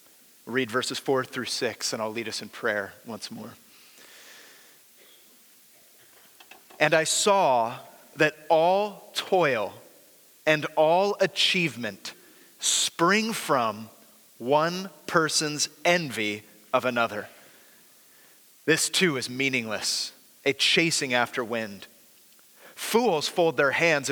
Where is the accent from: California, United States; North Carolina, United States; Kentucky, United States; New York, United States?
California, United States; the Bay Area; moved away; growing up in the Bay Area, I used to go to the Exploratorium like every year on a field trip.